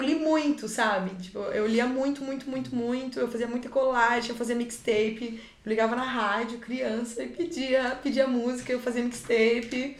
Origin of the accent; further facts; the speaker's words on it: Cianorte, Paraná, Brazil; Eu sou do interior, eu sou de Cianorte, que é uma cidade desse tamaninho